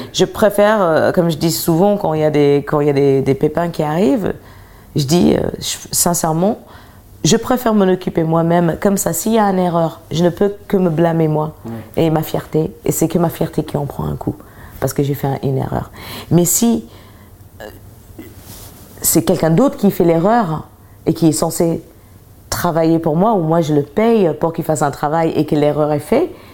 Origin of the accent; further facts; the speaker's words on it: United States; je suis américaine